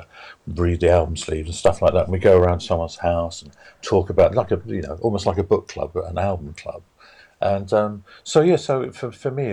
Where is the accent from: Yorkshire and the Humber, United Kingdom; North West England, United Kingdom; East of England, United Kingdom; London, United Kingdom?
East of England, United Kingdom; Bishop's Stortford; I was born in Bishop Stortford in Hertfordshire